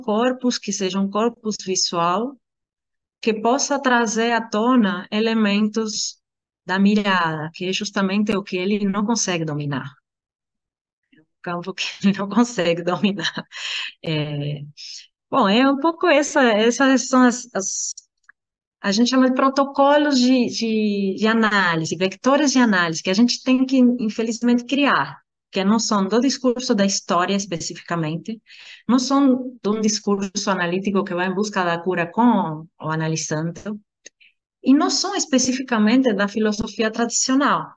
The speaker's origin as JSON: {"language": "Portuguese", "country": "Argentina", "second_language": "Portuguese", "moved": "yes", "said": "eu sou argentina"}